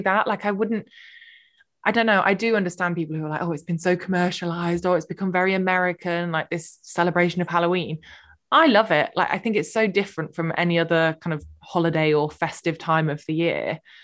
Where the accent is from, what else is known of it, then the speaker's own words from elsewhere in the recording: United Kingdom; we're so British